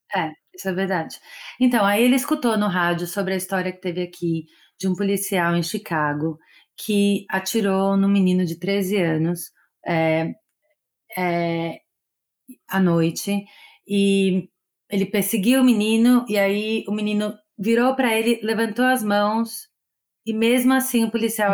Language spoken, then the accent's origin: Portuguese; Brazil; moved away as an adult; now in Los Angeles, United States; eu sou do Brasil